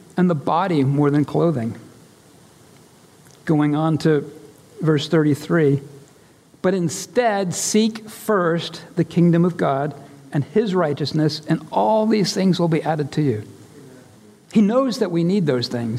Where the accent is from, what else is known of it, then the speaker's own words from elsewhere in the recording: United States; my rights as an American